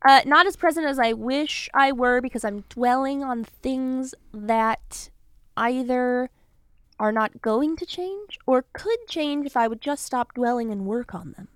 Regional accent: Los Angeles, California, United States; I'm from, like, out near Calabasas, like Woodland Hills, West Hills

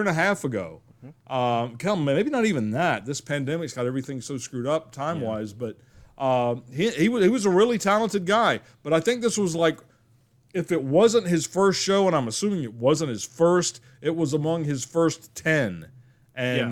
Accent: the South, United States; I grew up in the South. I still live here

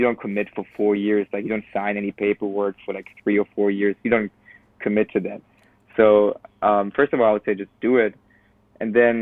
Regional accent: Cologne, North Rhine-Westphalia, Germany; moved away as an adult; now in United States; I'm from Cologne, and Cologne has people from Cologne have like pride about them

